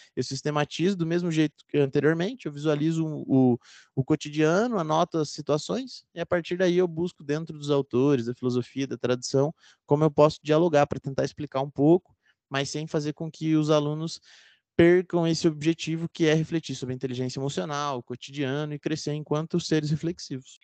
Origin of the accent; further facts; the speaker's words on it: Londrina, Paraná, Brazil; Eu fiz filosofia aqui na Universidade Estadual de Londrina, onde eu nasci e moro até hoje.